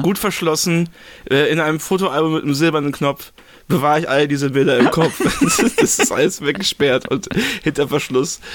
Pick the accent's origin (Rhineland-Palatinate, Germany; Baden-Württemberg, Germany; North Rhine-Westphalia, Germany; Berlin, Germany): Rhineland-Palatinate, Germany; Remagen; ich komme aus Remagen, ne? Remagen hat so 15.000 Einwohner ungefähr. Ähm, ist zwischen Koblenz und Bonn.